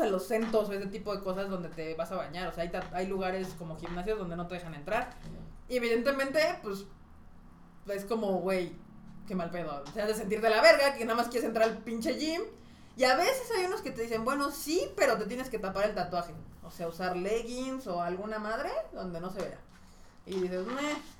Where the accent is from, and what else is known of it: Mexico